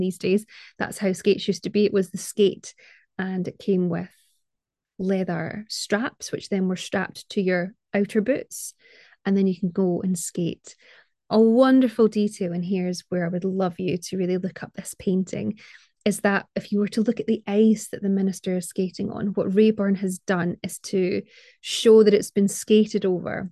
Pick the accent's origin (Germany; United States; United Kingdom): United Kingdom; Scotland; as a Scottish person